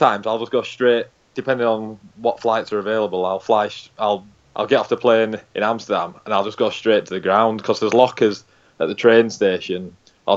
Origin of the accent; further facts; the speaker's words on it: Halifax, Yorkshire and the Humber, United Kingdom; I'm actually Halifax. I was born and raised in Halifax.